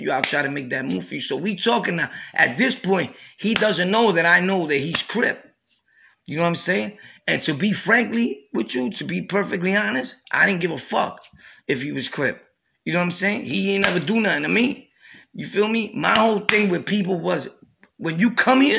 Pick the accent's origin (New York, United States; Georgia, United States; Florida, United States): New York, United States; Brooklyn; also born or lived in Harlem / Jamaica, Queens; I'm from Brooklyn, born and raised